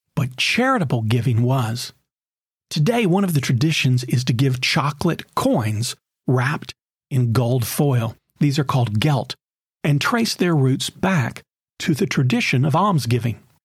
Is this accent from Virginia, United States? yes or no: no; Knoxville, Tennessee, United States; When I was a teenager growing up in Knoxville, Tennessee